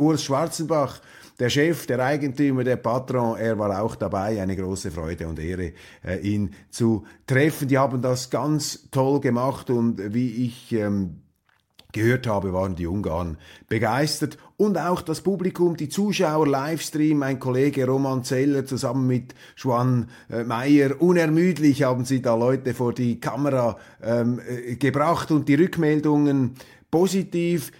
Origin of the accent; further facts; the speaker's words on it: Switzerland; als Schweizer